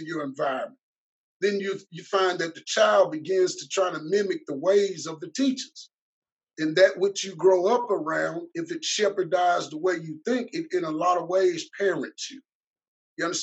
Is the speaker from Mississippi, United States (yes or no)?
yes; Mississippi, United States; also born or lived in Chicago, Illinois; My hometown is Chicago, Illinois. But I was raised in Mississippi, specifically in the Golden Triangle area between West Point and Columbus, Mississippi